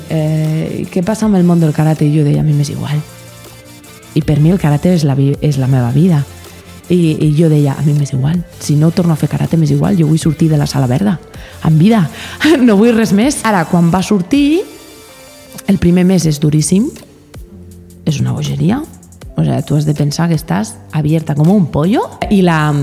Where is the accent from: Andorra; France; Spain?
Andorra; I jo sóc andorrana